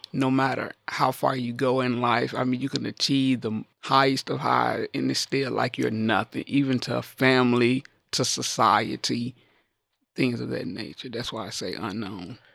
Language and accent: English; the South, United States; growing up in the South, I played with a lot of my male cousins outside